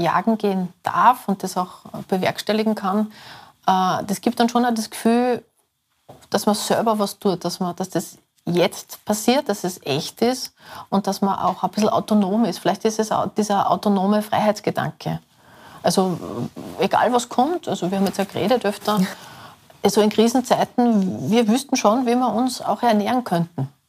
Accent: Salzburg, Austria; now in Vienna, Austria; mein Beruf ist äh, Kommunikationsdesignerin. Äh, ich bin auch Lehrerin, ich unterrichte es auch. Ähm, ich komme aus Salzburg, also Salzburg Stadt

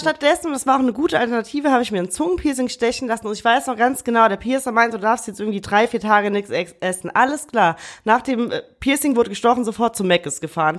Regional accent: Rhineland, Germany; bei uns im Rheinland

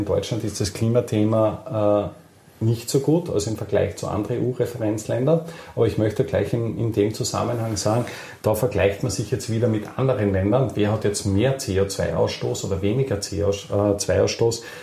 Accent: Austria; äh, ja, sehr selten als Österreicher das Erlebnis hat, möchte ich es trotzdem anführen.

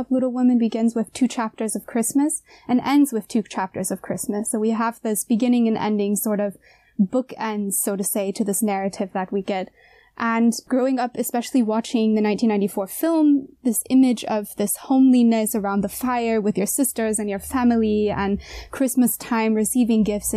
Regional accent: United States; moved away as an adult; now in Jena, Germany; as a little woman in the United States as a little girl

